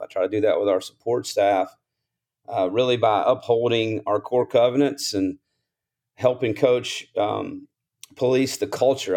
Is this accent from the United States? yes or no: yes; Columbus, Mississippi, United States; I grew up in Columbus, Mississippi, a small town, about twenty-five thousand people